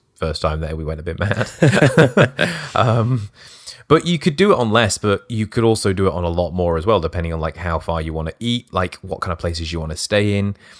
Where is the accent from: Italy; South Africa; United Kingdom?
United Kingdom; being British